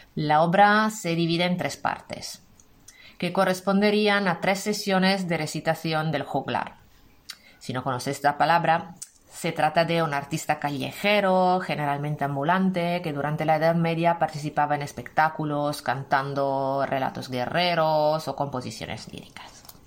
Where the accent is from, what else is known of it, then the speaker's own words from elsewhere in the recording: Italy; now in Spain; soy italiana, profe de español como lengua extranjera para italianos